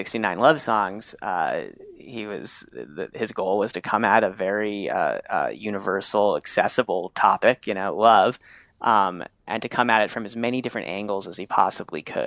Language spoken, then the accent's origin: English; New York City, New York, United States; I grew up in New York City